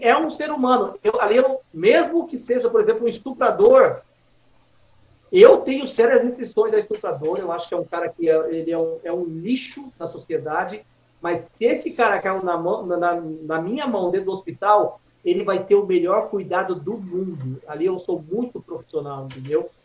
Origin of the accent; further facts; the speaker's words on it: Suzano, São Paulo, Brazil; moved away as an adult; also born or lived in Vila Formosa, São Paulo; now in Mogi das Cruzes, Brazil; eu cresci no Jardim São José, em Suzano, amassando barro, engolindo poeira